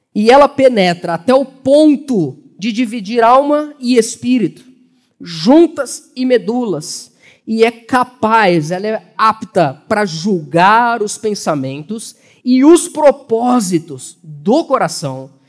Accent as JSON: {"language": "Portuguese", "country": "Brazil", "said": "Somos brasileiros, somos gentios"}